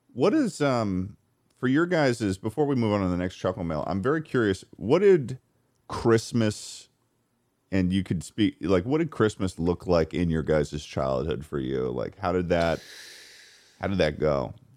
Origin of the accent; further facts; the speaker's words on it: Massachusetts, United States; growing up in Massachusetts